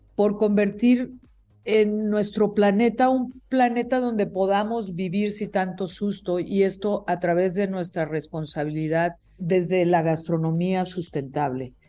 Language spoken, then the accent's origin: Spanish; Mexico; also born or lived in State of Mexico; como mexicanos